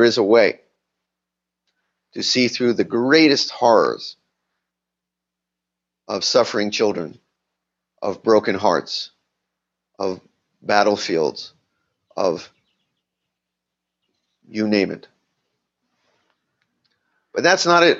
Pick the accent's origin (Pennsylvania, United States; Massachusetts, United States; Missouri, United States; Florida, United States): Florida, United States; Miami; moved away; I grew up in Miami in a Jewish community